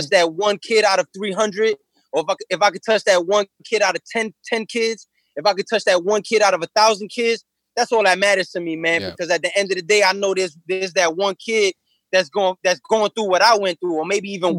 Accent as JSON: {"language": "English", "town": "New York City", "region": "New York", "country": "United States", "tie": "born or raised there", "said": "I grew up in Coney Island, and I lived in Coney Island as a kid"}